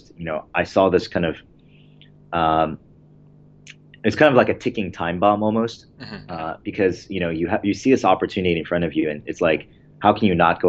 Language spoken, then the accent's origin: English; Baltimore, Maryland, United States; also born or lived in Michigan; I was born in Michigan and then kind of grew up in the Baltimore, D.C. suburbs my entire life